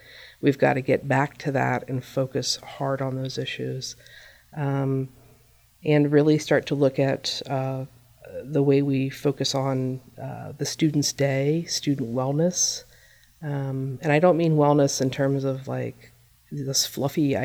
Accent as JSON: {"language": "English", "town": "Myersville", "region": "Maryland", "country": "United States", "tie": "born or raised there", "said": "And I grew up in Myersville and moved away for a while"}